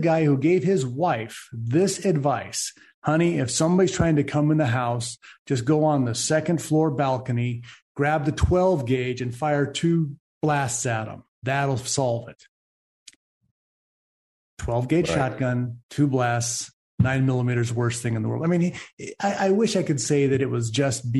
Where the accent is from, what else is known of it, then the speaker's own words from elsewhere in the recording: California, United States; where are you from? I say, California